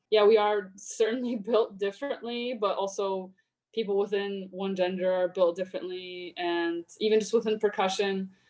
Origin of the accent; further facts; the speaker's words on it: Poland; now in United States; when i was growing up in poland um, my mom was a pianist in the orchestra there in my hometown